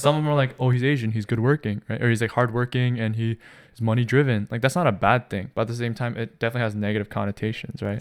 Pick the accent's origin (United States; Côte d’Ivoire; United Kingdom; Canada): Canada; growing up in Canada